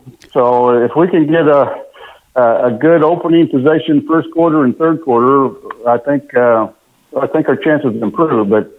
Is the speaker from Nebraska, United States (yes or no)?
yes; Nebraska, United States; My Nebraska connection, I was born and raised in Nebraska.